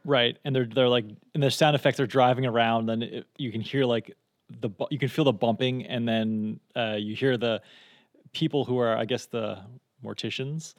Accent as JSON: {"language": "English", "region": "Texas", "country": "United States", "tie": "born or raised there", "moved": "yes", "lives_now": "Canada", "said": "I grew up in Texas"}